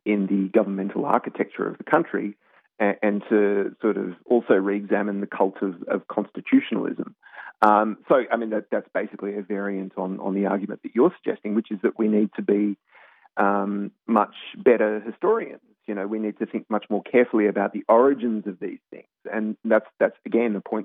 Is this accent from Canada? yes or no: no; Australia; now in United States; obviously I'm Australian, but I've lived in the US for quite a while now